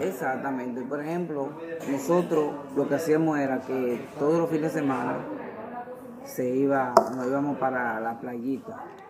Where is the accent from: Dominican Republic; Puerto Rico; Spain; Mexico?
Dominican Republic; Santo Domingo, Distrito Nacional; also born or lived in Cristo Rey, Santo Domingo; Nací en Cristo Rey, pero me crié más, mi entorno fue en base a Villa Consuelo